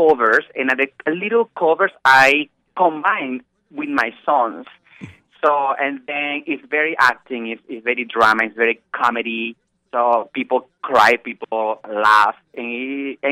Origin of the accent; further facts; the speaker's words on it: Venezuela; English is a second language; moved away as an adult; now in New York City, United States; when I grew up in Venezuela